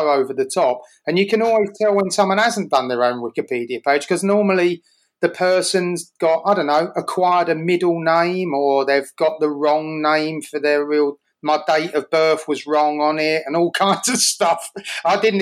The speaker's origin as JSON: {"language": "English", "region": "London", "country": "United Kingdom", "tie": "born or raised there", "moved": "as an adult", "lives_now": "New York, United States", "said": "I was born in Tottenham, and I lived in the place next to Tottenham called Edmonton. I lived there my whole life till I was 40."}